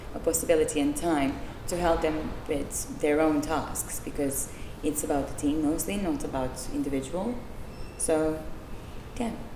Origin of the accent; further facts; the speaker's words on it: Serbia; moved away as an adult; also born or lived in Czech Republic / Belgium; now in United Kingdom; I'm from Serbia, and I used to live in Czech Republic, in Belgium, and in the UK.